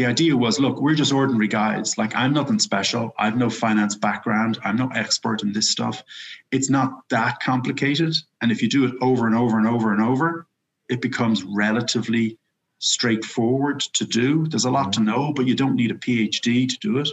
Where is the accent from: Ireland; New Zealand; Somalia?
Ireland; moved away; I'm from Ireland